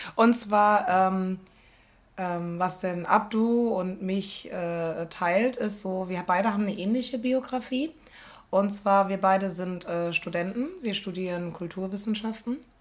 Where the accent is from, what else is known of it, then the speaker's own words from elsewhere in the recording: Rhineland-Palatinate, Germany; first language German; moved away as an adult; now in Berlin, Germany; bei uns in Rheinland-Pfalz